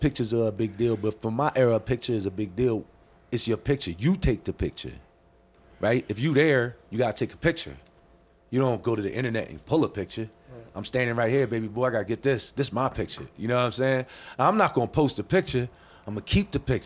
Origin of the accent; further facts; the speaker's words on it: Philadelphia, Pennsylvania, United States; I am from Philadelphia